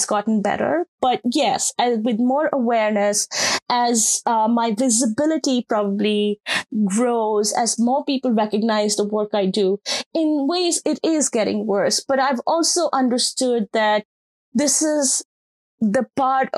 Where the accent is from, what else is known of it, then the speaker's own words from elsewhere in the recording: Rajasthan, India; moved away; my experiences of what my home state looks like when it comes to caste